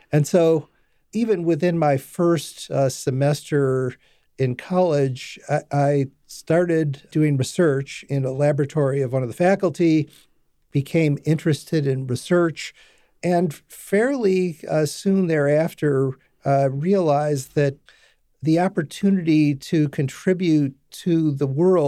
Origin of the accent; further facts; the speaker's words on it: Detroit, Michigan, United States; I was born and raised in Detroit, Michigan. I moved across the north border of the city, place that was made famous in a movie a few years ago called 8 Mile Road, and moved between 8 and 9 Mile Road